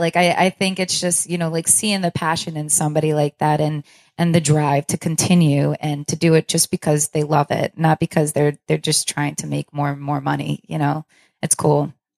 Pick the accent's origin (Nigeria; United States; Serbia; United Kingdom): United States; Long Island, New York; now in Rochester, United States; I'm not from Rochester, I'm from Long Island